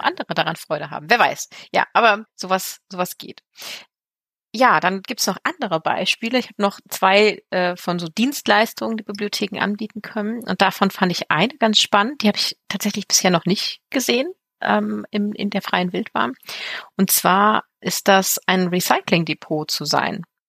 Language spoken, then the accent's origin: German; Germany; bei uns in Deutschland